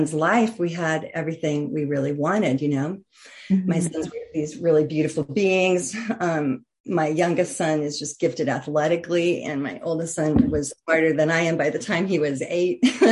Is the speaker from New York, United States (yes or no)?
no; just outside of Denver, Colorado, United States; I grew up just outside of Denver, Colorado